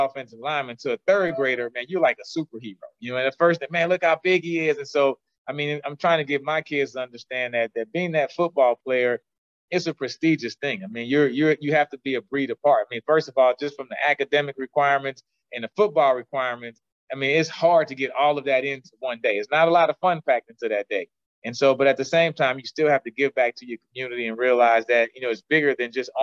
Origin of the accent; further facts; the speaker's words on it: New Orleans, Louisiana, United States; I grew up in New Orleans